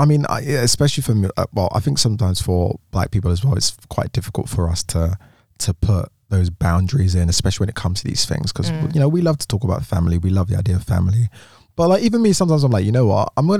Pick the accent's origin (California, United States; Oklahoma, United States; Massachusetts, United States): Massachusetts, United States; Boston; I'm 22. My pronouns are she, her. I'm bisexual and black. I'm from Boston, Massachusetts, USA.